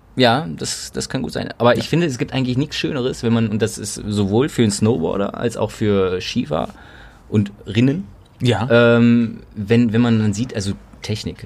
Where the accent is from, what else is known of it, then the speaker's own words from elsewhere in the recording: Cologne, North Rhine-Westphalia, Germany; als gebürtiger Kölner